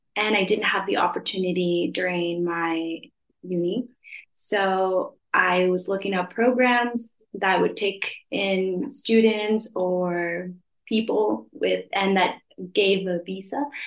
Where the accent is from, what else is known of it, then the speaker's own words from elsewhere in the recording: Los Angeles, California, United States; moved away as an adult; now in Madrid, Spain; I'm from California, Los Angeles